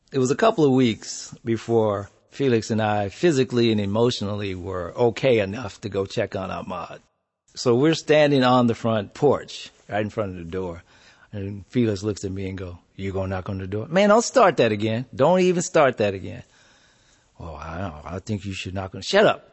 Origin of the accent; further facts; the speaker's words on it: Compton, California, United States; also born or lived in Houston, Texas; we moved to Compton